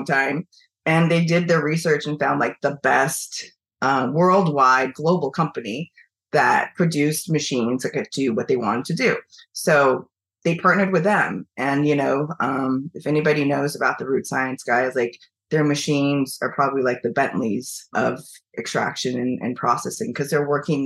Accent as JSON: {"language": "English", "town": "Eugene", "region": "Oregon", "country": "United States", "tie": "born or raised there", "also_born_or_lived": "China / Washington State / San Francisco", "moved": "as an adult", "lives_now": "New York, United States", "said": "I grew up in Eugene"}